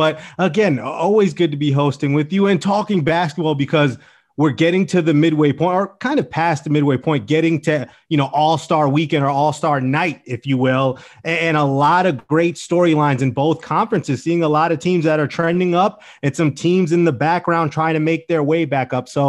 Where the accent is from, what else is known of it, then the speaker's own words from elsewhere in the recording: New York City, New York, United States; somebody like me who wants to love the Knicks, who wants to embrace the Knicks more, being a New Yorker